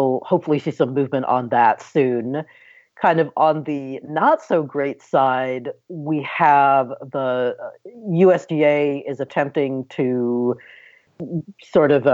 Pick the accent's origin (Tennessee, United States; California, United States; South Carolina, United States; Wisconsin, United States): California, United States; my home state of California